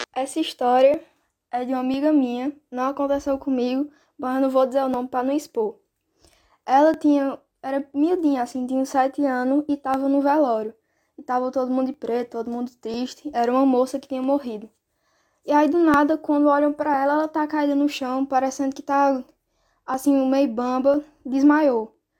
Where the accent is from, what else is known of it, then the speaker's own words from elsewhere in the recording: Northeast Region, Brazil; now in Portugal; a minha terra querida, né? Nordeste, meu país.